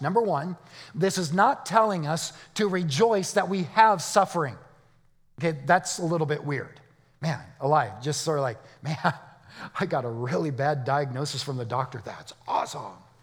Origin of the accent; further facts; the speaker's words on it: Arizona, United States; I'm from Arizona.